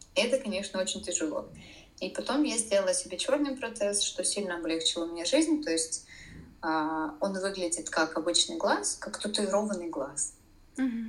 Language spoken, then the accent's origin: Russian; Saint Petersburg, Russia; first language Russian; moved away as an adult; now in Poland; в городе, который я люблю, в котором я родилась. А, я петербурженка в пятом поколении